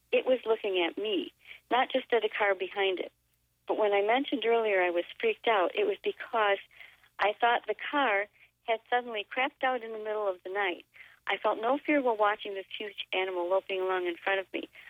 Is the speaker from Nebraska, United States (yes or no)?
yes; David City, Nebraska, United States; As I began to drive up out of the Platte River Valley, 5 miles north of my hometown of David City, the car shut off